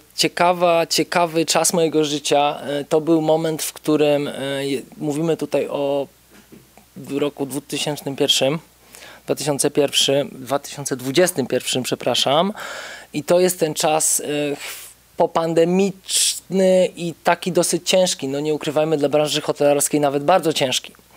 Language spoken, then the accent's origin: Polish; Płock, Masovian Voivodeship, Poland; moved away as an adult; now in Warsaw, Poland; pochodzę z Płocka